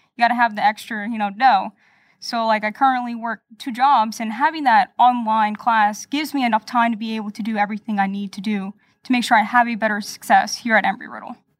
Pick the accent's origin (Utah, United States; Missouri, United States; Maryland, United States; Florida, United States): Florida, United States; Lake Mary; I'm native here from Florida, Lake Mary, to be precise